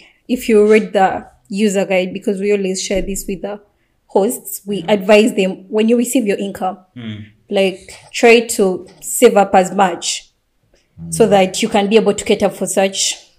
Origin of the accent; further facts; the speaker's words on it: Bali, Indonesia; English is a second language; I come from Bali, so I can make a call to my people